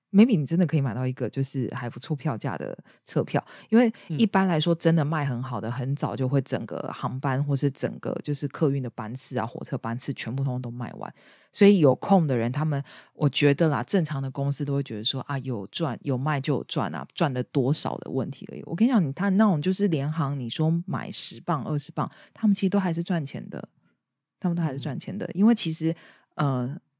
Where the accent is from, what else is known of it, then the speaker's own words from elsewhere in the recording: Taipei, Taiwan; moved away; 我在台北的家就是我的家乡